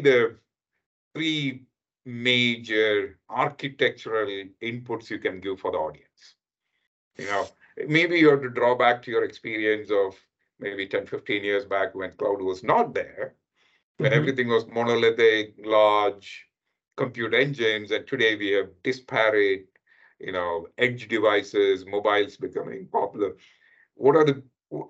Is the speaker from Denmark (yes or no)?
no; India; moved away as an adult; now in United States; I come from India, but I live in the US for the last 20 odd years.